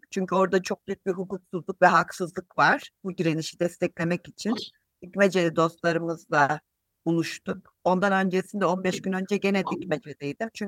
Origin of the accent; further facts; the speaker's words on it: Antakya, Hatay, Turkey; Antakyalıyım sevgili Meryem'in deyişiyle doğma büyüme Antakyalıyım. Şu anda da Antakya'dayım